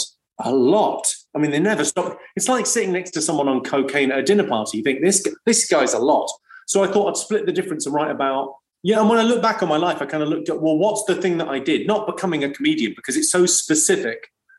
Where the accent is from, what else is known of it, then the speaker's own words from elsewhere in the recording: Slough, South East England, United Kingdom; I grew up in Slough, and I went to a school on the Britwell Estate in Slough